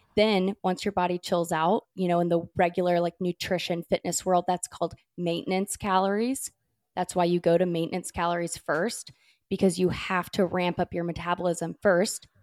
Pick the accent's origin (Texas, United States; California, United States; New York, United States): California, United States; now in North Carolina, United States; I grew up in California